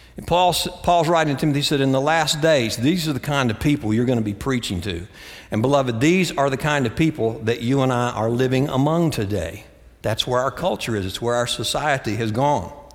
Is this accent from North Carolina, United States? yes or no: yes; Greensboro, North Carolina, United States; moved away; also born or lived in Austin, Texas; my hometown, Greensboro, North Carolina